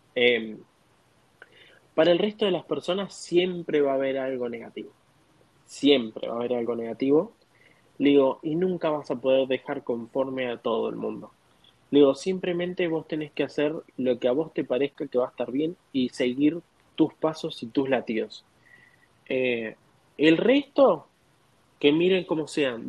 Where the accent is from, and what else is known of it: Argentina; moved away as an adult; now in United States